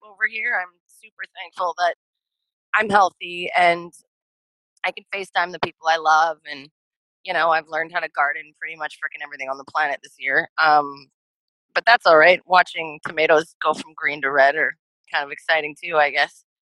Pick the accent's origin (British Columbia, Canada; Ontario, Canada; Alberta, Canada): Ontario, Canada; Thunder Bay; moved away; everyone in my hometown's going to hate me.